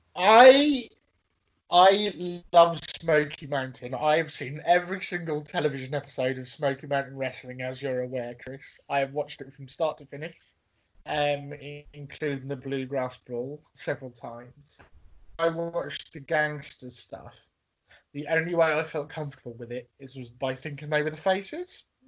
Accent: England, United Kingdom; I'm English

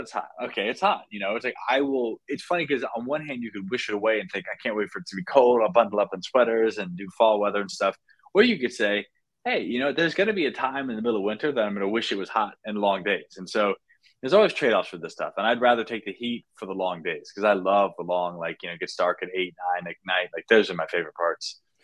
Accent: North Carolina, United States; moved away as an adult; also born or lived in Marietta, Georgia; now in California, United States; I was born in Georgia, so Marietta, Georgia, but I was only there for a year. But really, I spent the rest of my time in North Carolina

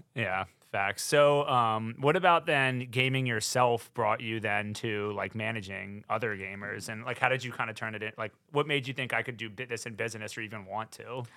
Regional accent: North Carolina, United States; moved away as an adult; now in New York, United States; I'm from North Carolina. I'm a Southern boy

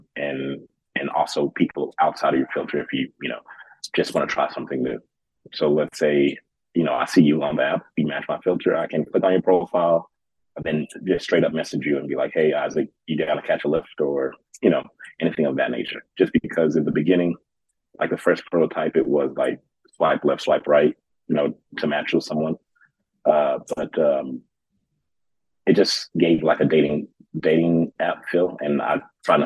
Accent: Memphis, Tennessee, United States; moved away as an adult; also born or lived in Kuwait; now in Denver, United States; Growing up in Memphis

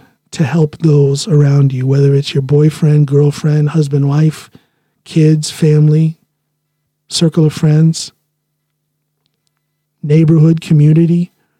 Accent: Finnmark, Norway; accent: northern Norwegian dialect; I speak with primarily the northern dialect up in Finnmark. That's what I learned first.

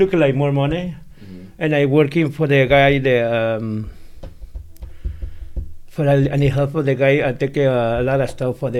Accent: Mexico; born or raised there; English is a second language; moved away as an adult; now in Chicago, United States

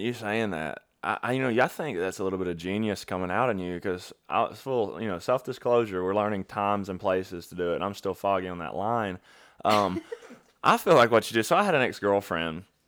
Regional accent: Alabama, United States; I'm from Alabama

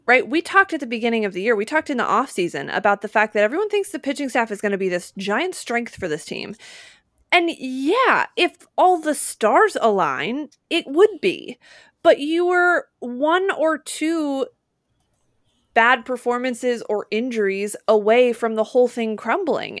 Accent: Utah, United States; moved away; I grew up in Utah

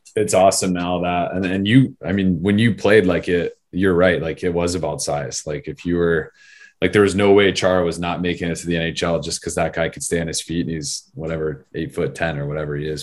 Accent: Arizona, United States; I grew up in Arizona

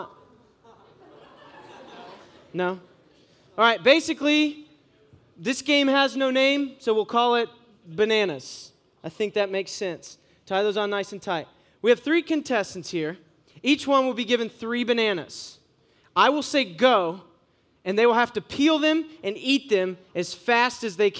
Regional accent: Ohio, United States; I'm from Ohio

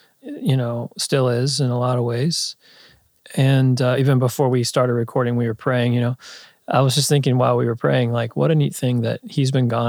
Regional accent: Pittsburgh, Pennsylvania, United States; moved away as an adult; now in Nashville, United States; I went to Catholic schools growing up in Pittsburgh

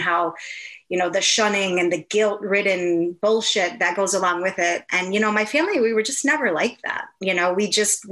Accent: Milwaukee, Wisconsin, United States; moved away as an adult; also born or lived in Minneapolis / Orlando; I'm from Milwaukee, Wisconsin, which is the dairy state

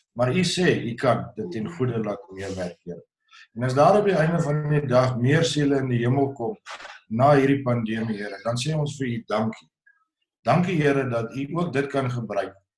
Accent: South Africa

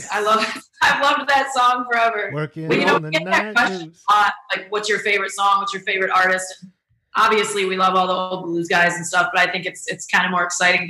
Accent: Auburn, New York, United States; moved away as an adult; now in Nashville, United States; we're from the Auburn, New York area. Yep. We actually went to Union Springs High School, both of us.

